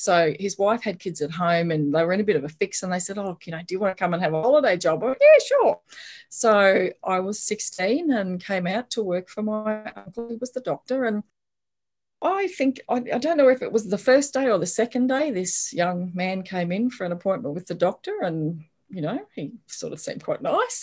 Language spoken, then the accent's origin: English; Brisbane, Queensland, Australia; I grew up in Brisbane and went to the state school up the road